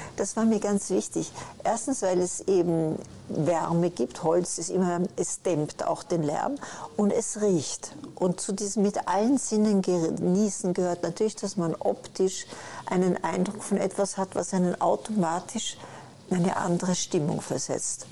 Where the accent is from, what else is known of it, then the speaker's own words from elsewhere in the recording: Vienna, Austria; moved away; ich komme aus Wien.